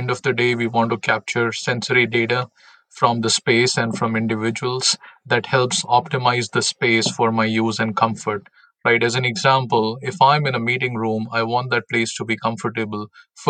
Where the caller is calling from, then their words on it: Milwaukee, Wisconsin, United States; So I'm based in Milwaukee, Wisconsin.